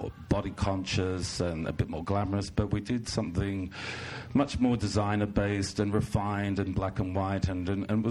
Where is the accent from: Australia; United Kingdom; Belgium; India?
Australia; also born or lived in New York; now in Los Angeles, United States; I grew up in Australia